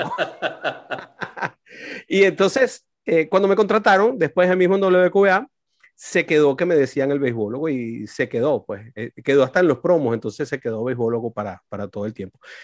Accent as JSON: {"language": "Spanish", "country": "Venezuela", "moved": "yes", "lives_now": "United States", "said": "en mi país"}